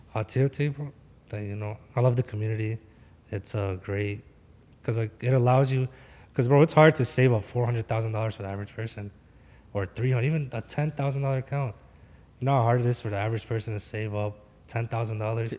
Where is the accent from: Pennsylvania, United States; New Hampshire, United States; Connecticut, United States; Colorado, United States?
Pennsylvania, United States; Philadelphia; I'm from Philly